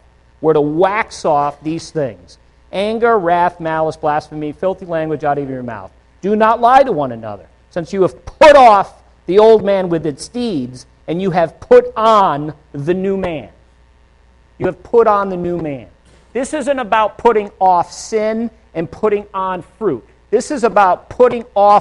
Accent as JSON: {"language": "English", "region": "Northeast", "country": "United States", "moved": "yes", "said": "I'm from the Northeast"}